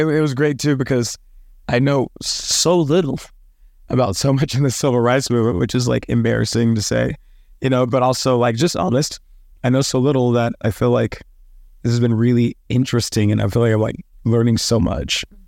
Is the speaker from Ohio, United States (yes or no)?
no; Dallas, Texas, United States; I grew up in the South